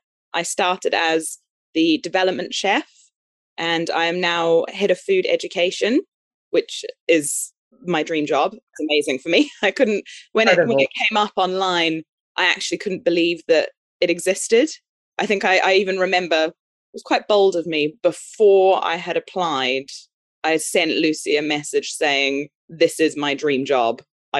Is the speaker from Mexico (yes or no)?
no; Brazil; born there; I was born in Brazil. My dad's English. My mum's a Kiwi.